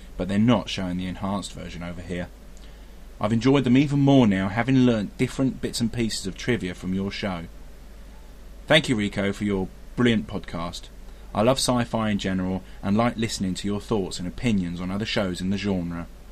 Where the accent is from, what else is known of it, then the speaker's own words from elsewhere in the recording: Brighton, South East England, United Kingdom; I'm from Brighton on the south coast of the UK.